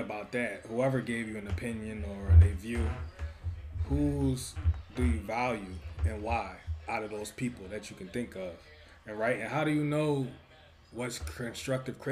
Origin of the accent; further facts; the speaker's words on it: Philadelphia, Pennsylvania, United States; growing up in Philly